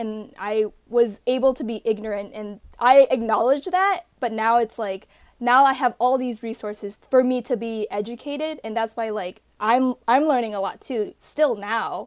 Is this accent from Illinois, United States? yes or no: yes; Illinois, United States; I grew up in Illinois